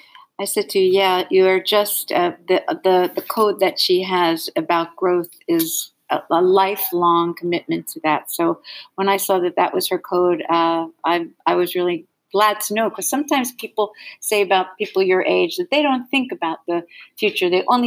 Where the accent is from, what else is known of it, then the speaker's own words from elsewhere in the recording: United States; I'm an American.